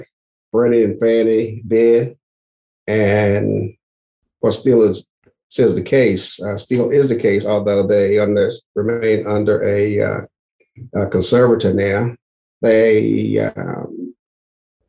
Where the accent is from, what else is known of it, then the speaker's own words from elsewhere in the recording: Elizabeth City, North Carolina, United States; moved away as an adult; also born or lived in Maryland; I was born and raised in Elizabeth City, North Carolina